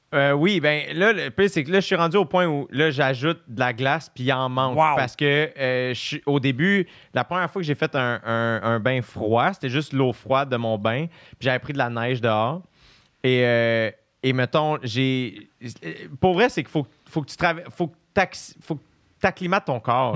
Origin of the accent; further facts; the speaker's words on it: Quebec, Canada; les deux, on est québécois